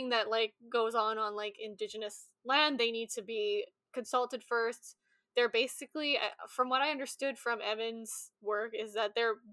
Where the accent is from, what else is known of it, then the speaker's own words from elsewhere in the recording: Saskatchewan, Canada; also born or lived in British Columbia; Like I growing up in Saskatchewan